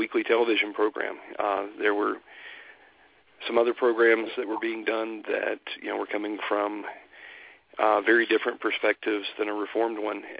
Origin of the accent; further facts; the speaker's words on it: Statesboro, Georgia, United States; moved away as an adult; now in Utah, United States; I grew up in Statesboro, Georgia, right in the middle of the Bible Belt there